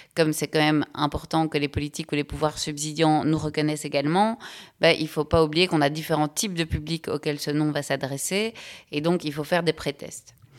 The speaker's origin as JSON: {"language": "French", "country": "Belgium", "said": "je suis belge, j'ai 38 ans"}